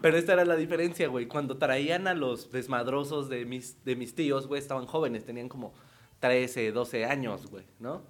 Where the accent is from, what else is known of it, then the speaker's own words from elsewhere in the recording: Ecatepec de Morelos, State of Mexico, Mexico; crecí en un tiempo en Ecatepec de Morelos